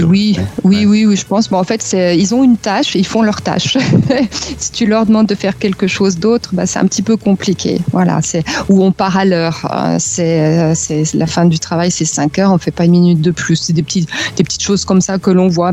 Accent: France; moved away as an adult; now in Munich, Germany; en tant que Française

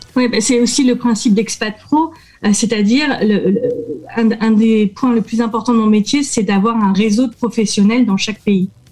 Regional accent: France; je suis avocate française

